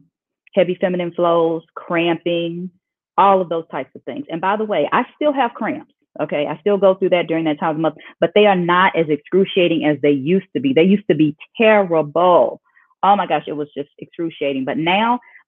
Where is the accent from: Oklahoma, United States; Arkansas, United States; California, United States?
Oklahoma, United States; I'm from Oklahoma, born and raised